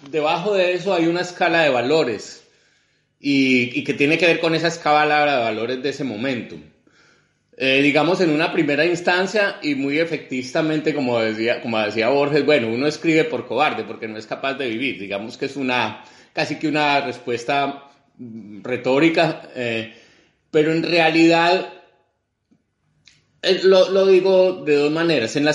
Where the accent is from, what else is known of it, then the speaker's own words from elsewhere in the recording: Colombia; Y, realmente una sociedad como la colombiana está hecha fundamentalmente de don nadies. Pues casi todos somos don nadies